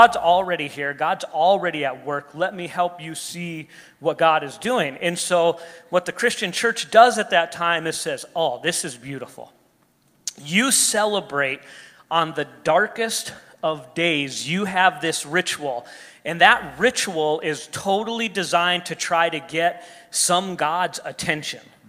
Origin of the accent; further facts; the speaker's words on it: United States; us as an American culture